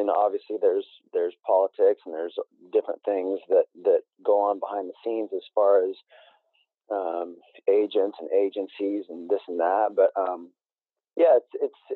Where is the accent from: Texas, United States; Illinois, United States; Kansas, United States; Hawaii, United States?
Kansas, United States; Emporia; moved away as an adult; also born or lived in Venice Beach, California; I transferred from Kansas State back to my hometown of Emporia